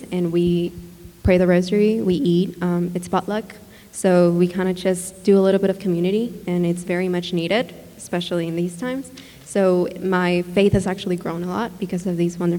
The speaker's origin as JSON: {"language": "English", "town": "Ciudad Juárez", "region": "Chihuahua", "country": "Mexico", "also_born_or_lived": "El Paso", "moved": "yes", "lives_now": "Midland, United States", "said": "I am from Juarez, Mexico"}